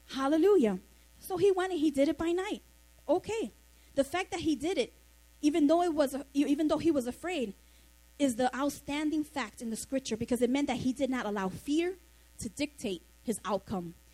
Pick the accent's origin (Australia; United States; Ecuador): United States; New York City, New York; I grew up in the Monroe Projects, Soundview and Lafayette, not too far from here.